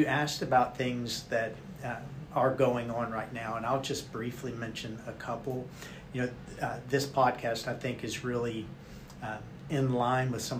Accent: Jessamine County, Kentucky, United States; I grew up here in Jessamine County and I guess grew old here in Jessamine County too

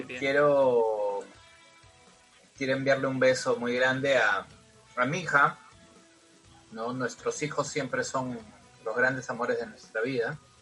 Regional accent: Peru; somos peruanos

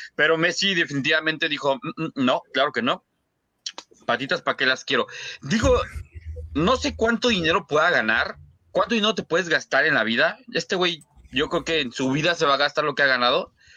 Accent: Mexico; nosotros, al menos como mexicanos

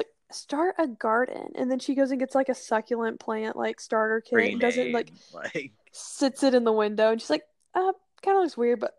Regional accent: Oklahoma, United States; I'm from Oklahoma, so it's, like, I'm used to, like, flat land and red dirt.

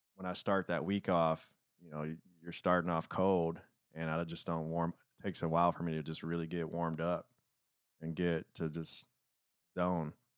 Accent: Detroit, Michigan, United States; moved away; growing up in Detroit

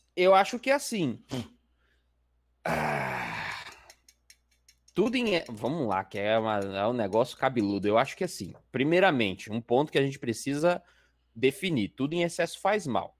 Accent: Baixada Santista, São Paulo, Brazil; eu também sou da Baixada

